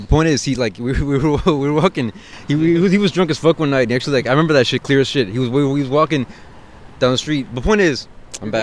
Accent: South Bay, California, United States; South Bay, man. I come from the South Bay.

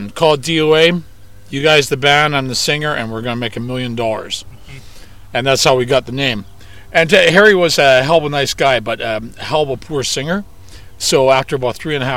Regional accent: Vancouver, British Columbia, Canada; we're from Vancouver, Canada

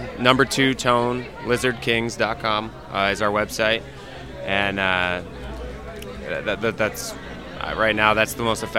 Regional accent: Northeast, United States; I grew up in the Northeast. Bands like the … I cut my teeth on.

